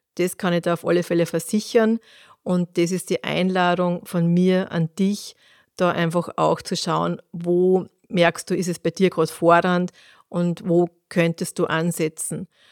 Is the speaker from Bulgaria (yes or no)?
no; Austria; bei uns in Österreich